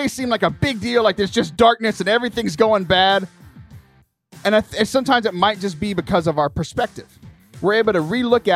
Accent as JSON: {"language": "English", "town": "Lake Jackson", "region": "Texas", "country": "United States", "tie": "born or raised there", "said": "I was Michael's youth minister back in my hometown of Lake Jackson"}